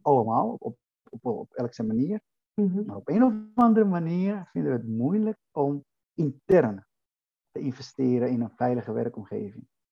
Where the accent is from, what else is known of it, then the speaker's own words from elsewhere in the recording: Dominican Republic; now in Netherlands; Ik kom oorspronkelijk uit de Dominicaanse Republiek